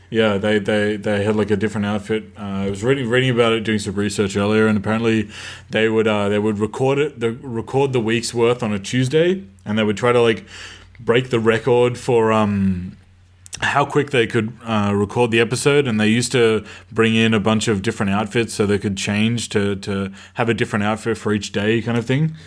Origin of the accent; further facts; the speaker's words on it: Australia; I grew up in Australia